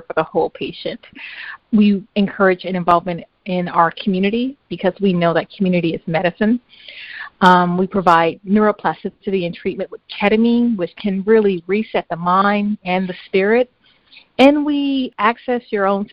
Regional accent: Compton, California, United States; moved away as an adult; also born or lived in Long Beach / Mississippi; now in San Francisco, United States; We grew up in Compton

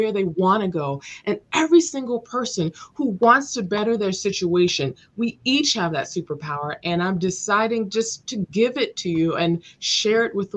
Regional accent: Los Angeles, California, United States; I grew up in South Los Angeles, and it was very rough

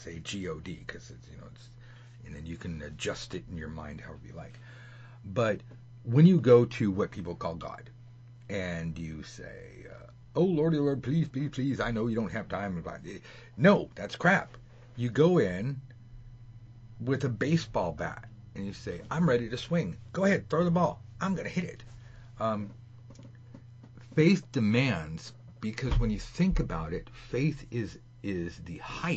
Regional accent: Los Angeles, California, United States; Hollywood, California, not Hollywood, Florida

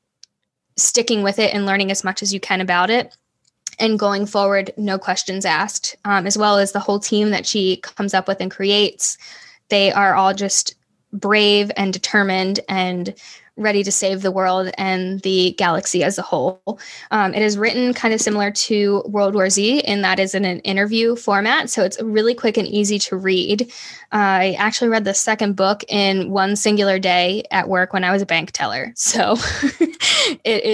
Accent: Bel Air, Maryland, United States; also born or lived in Baltimore, Maryland / Lancaster, Pennsylvania; I grew up right outside of Baltimore

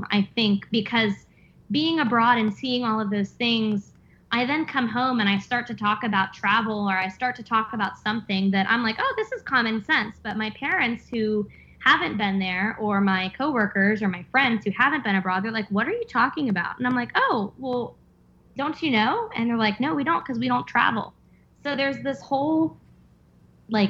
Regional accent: Pennsylvania, United States; now in Virginia, United States; I grew up in Pennsylvania, moved to Virginia

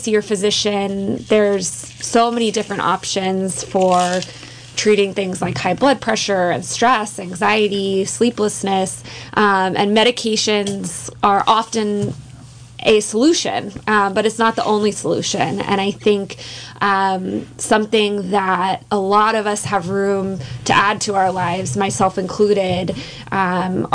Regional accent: East Bay area, California, United States; moved away as an adult; also born or lived in San Francisco; now in Mendocino County, United States; I am a lifelong California resident. I grew up in the East Bay area

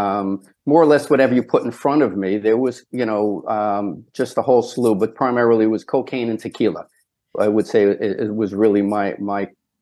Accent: Brooklyn, New York, United States; I grew up in Brownsville, Brooklyn, which was a tough area.

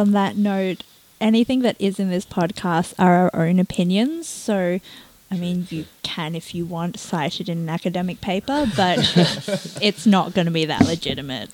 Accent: Hong Kong; My background's I'm from Hong Kong

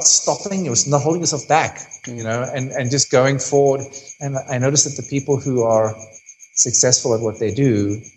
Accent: South Africa

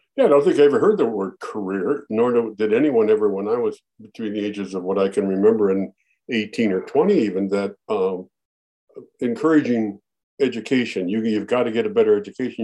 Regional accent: Minneapolis, Minnesota, United States; Born and raised in Minneapolis

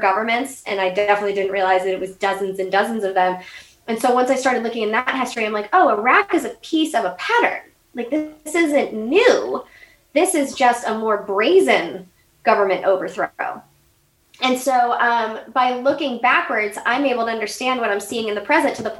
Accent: United States; accent: American; When they would hear my accent, oh, you're American

